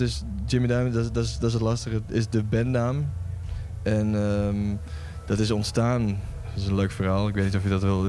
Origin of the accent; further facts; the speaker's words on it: Lemelerveld, Overijssel, Netherlands; now in Vilsteren, Netherlands; Ik kom oorspronkelijk uit Lemelen, dat is zeg maar 10 eh, minuten die kant op.